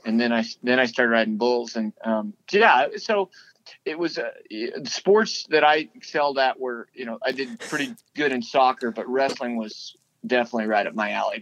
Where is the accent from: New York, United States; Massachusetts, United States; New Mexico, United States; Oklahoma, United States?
New Mexico, United States; Las Cruces; moved away; also born or lived in El Paso, Texas / Stephenville, Texas; I grew up in Las Cruces, New Mexico